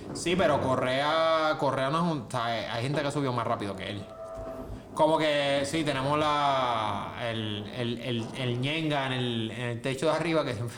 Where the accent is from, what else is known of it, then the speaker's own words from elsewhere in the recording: Juncos, Puerto Rico; yo soy de Junco.